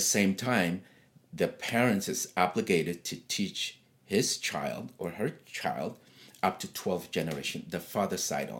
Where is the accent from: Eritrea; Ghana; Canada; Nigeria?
Eritrea; Asmara; first language Tigrinya; English is a second language; moved away as an adult; also born or lived in Italy / Germany; now in United States; Yeah, but I was born and raised there in Asmara. Asmara is the main city.